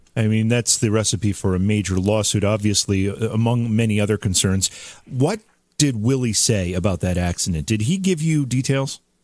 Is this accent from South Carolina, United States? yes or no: no; Oneonta, New York, United States; I grew up in Oneonta in upstate New York.